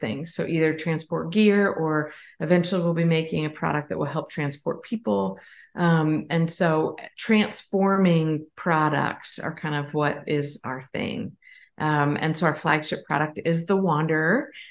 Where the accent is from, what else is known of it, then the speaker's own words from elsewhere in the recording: Pennsylvania, United States; now in South Carolina, United States; grew up in Pennsylvania and now live in South Carolina